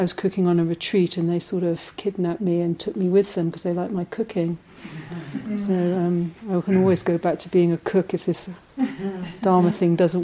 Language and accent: English; London, United Kingdom; moved away; the extended family system that I grew up in London, extended Irish family